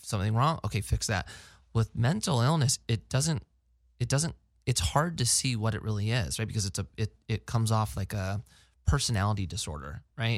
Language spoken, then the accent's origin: English; Placerita, California, United States; also born or lived in Newbury Park; so I grew up in Placeagora